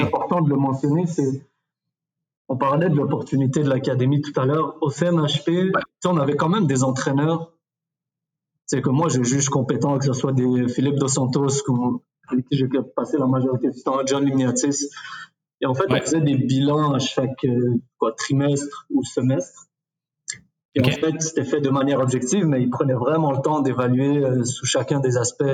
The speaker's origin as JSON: {"language": "French", "region": "Quebec", "country": "Canada", "also_born_or_lived": "Morocco", "said": "on, est pas mal au Québec"}